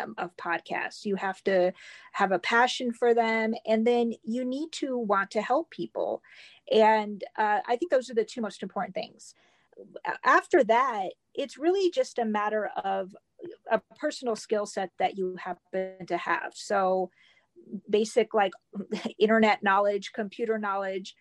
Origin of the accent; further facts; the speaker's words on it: Northern Indiana, United States; moved away as an adult; also born or lived in Memphis, Tennessee; I'm originally from Northern Indiana. I was born and raised here